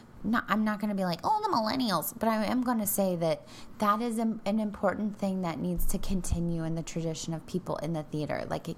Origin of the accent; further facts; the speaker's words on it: Denver, Colorado, United States; Yes, I'm from Denver.